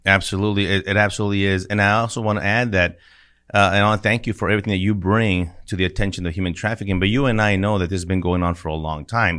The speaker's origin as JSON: {"language": "English", "town": "El Paso", "region": "Texas", "country": "United States", "tie": "born or raised there", "said": "I grew up in El Paso, Texas"}